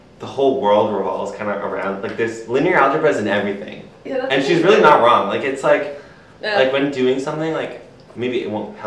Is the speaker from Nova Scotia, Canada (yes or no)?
yes; Nova Scotia, Canada; now in Ontario, Canada; I'm originally from Nova Scotia